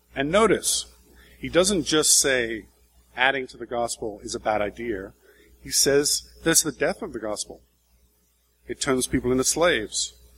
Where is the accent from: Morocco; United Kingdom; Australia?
United Kingdom; England; moved away as an adult; also born or lived in Brazil; we're three English people